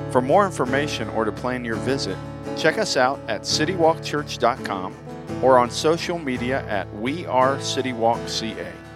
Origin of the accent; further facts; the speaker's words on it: Lakeland, Florida, United States; moved away; also born or lived in Grand Rapids, Michigan; I grew up in Lakeland, Florida